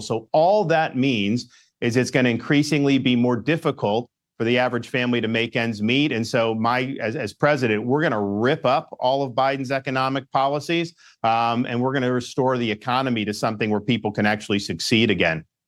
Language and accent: English; Florida, United States; born and raised in Florida